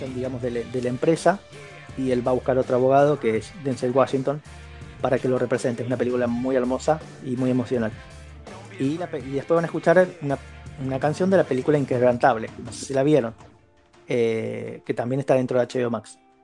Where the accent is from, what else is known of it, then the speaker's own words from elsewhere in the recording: Argentina; soy de Argentina